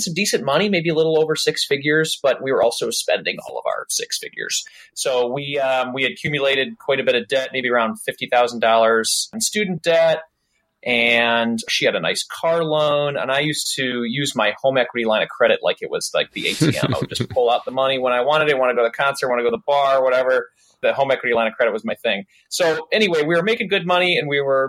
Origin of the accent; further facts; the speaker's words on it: suburb of Detroit, Michigan, United States; I grew up just outside of Detroit in a nice suburb.